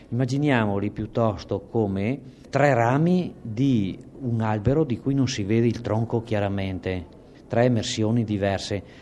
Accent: Veneto, Italy; accent: Alto Trevigiano dialect; in dialetto, il mio dialetto alto trevigiano

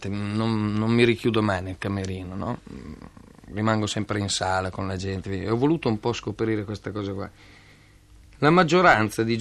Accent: Pavia, Lombardy, Italy; Di Pavia

